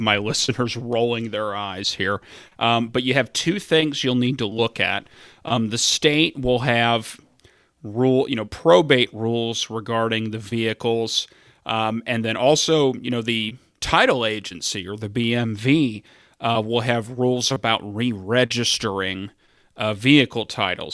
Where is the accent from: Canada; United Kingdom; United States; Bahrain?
United States; Fort Thomas, Kentucky; now in Ohio, United States; the home that I grew up in in Fort Thomas, Kentucky